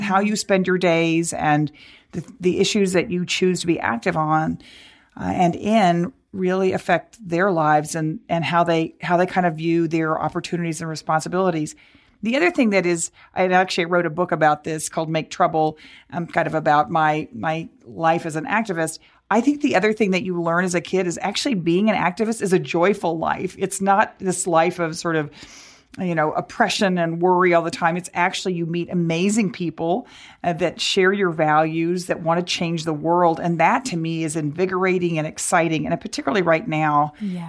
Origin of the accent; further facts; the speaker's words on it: Dallas, Texas, United States; I grew up in Texas as I and as I said, growing up in Dallas